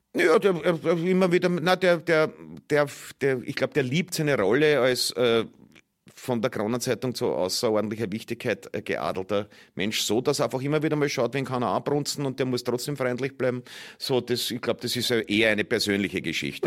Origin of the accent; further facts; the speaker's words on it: Austria; als Österreicher